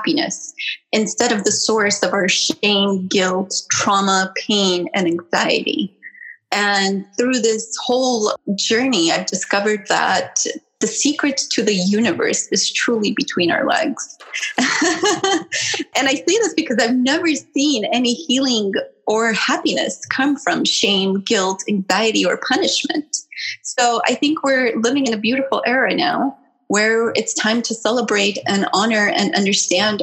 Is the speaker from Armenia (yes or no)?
yes; Armenia; moved away; I was born in Armenia during the Soviet era in a very conservative household